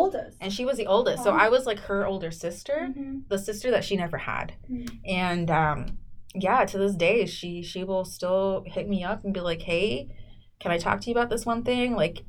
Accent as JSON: {"language": "English", "town": "South San Francisco", "region": "California", "country": "United States", "tie": "born or raised there", "also_born_or_lived": "Mexico / Jalisco", "said": "I grew up in South City, South San Francisco."}